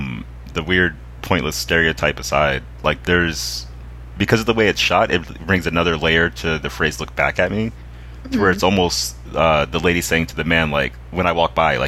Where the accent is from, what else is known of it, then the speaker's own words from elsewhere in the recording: the South, United States; the young women I grew up around in the South